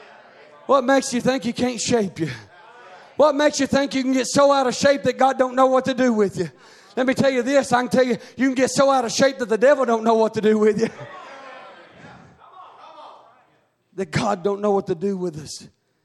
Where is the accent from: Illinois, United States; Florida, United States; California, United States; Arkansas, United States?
Arkansas, United States; I come from Arkansas, and there's a lot of pottery and Indian artifacts and stuff like